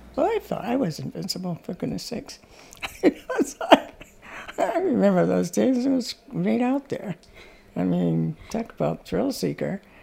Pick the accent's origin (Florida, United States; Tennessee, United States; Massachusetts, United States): Massachusetts, United States; Mashpee; I'm from the Mashpee Wampanoag tribe and a member of the Bear Clan